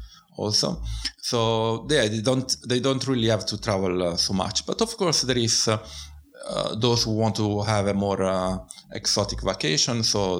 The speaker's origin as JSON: {"language": "English", "town": "Bari", "region": "Apulia", "country": "Italy", "tie": "born or raised there", "also_born_or_lived": "Finland", "second_language": "English", "moved": "as an adult", "lives_now": "Tartu, Estonia", "said": "I'm from South Italy. It's a city called Bari."}